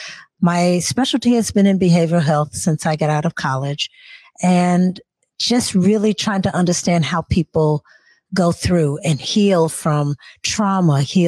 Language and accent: English; Seattle, Washington, United States; also born or lived in Nashville, Tennessee / Burien, Washington; So when I moved from Nashville to Seattle, actually, I was 7 years old.